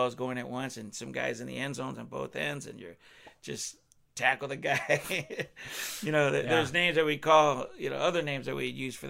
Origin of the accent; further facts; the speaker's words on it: Wilmington, California, United States; moved away as an adult; also born or lived in Wisconsin; now in Eau Claire, United States; my hometown, Wilmington, California